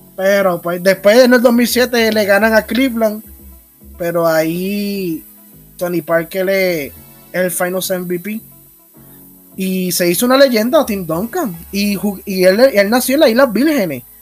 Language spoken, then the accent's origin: Spanish; Ponce, Puerto Rico; Desde Ponce, Puerto Rico, el mejor pueblo de la isla.